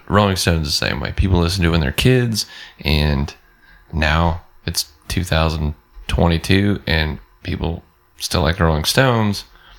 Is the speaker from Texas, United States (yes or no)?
yes; Odessa, Texas, United States; I grew up in Odessa. We don't have lakes.